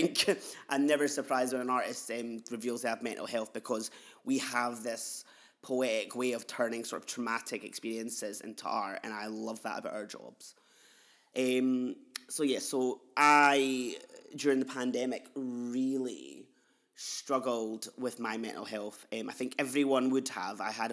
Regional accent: Edinburgh, Scotland, United Kingdom; I'm a non-binary queer artist from Edinburgh in Leith. I've grown up in Leith.

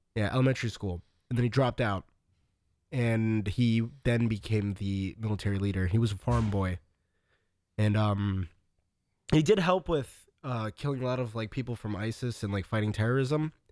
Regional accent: United States; I'm very American

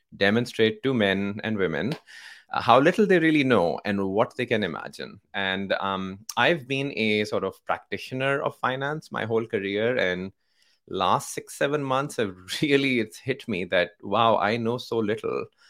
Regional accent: Pakistan; moved away as an adult; now in San Francisco, United States; I grew up in Pakistan, right? So my, um, born and raised in Pakistan

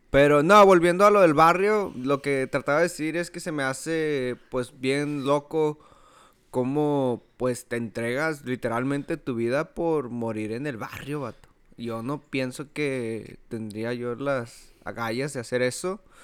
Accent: Ciudad Juárez, Chihuahua, Mexico; moved away; yo crecí en Juárez

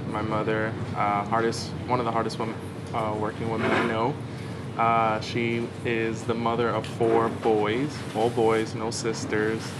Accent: New York City, New York, United States; I actually grew up in this neighborhood, Stapleton, uh, maybe like five minutes away. Um, and yeah, grew up here in Staten Island, Stapleton, went to school down the block, and, uh, went to Curtis High School.

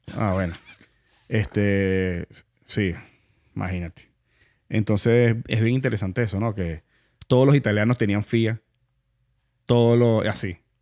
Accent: Venezuela; now in United States; yo soy mitad aquí, mitad allá, venezolano, italiano

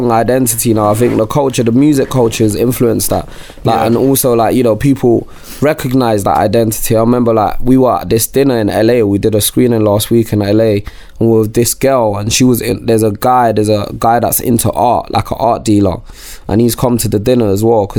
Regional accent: United Kingdom; accent: British; being black and British

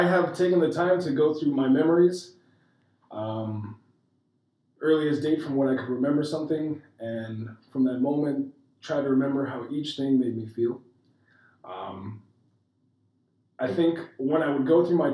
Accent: Minnesota, United States; I grew up in Minnesota.

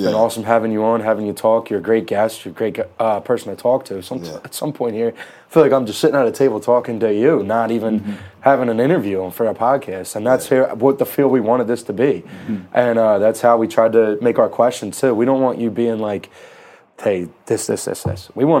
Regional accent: New Jersey, United States; moved away as an adult; now in Kutztown, United States; And I'm from South Jersey, I've been here 5 years

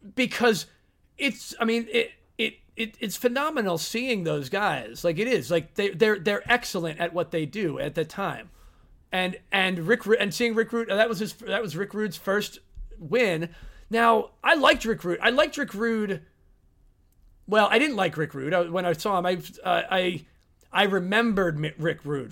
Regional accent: England, United Kingdom; as an Englishman

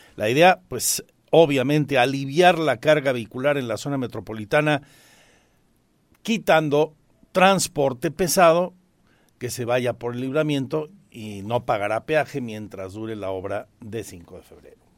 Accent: Mexico; como mexicanos

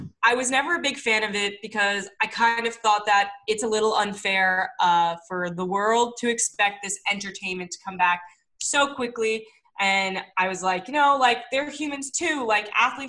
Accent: New York City, New York, United States; now in Long Island, United States; I'm from Manhattan. I'm not from Brooklyn. So even though I just moved out to Long Island

